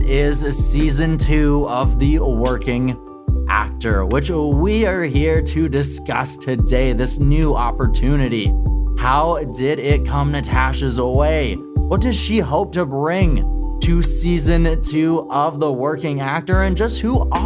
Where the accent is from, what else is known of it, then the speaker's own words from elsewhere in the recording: Saskatchewan, Canada; now in Kamloops, Canada; I'm originally from Saskatchewan